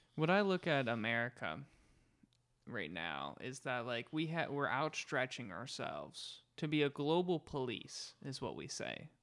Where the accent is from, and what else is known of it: United States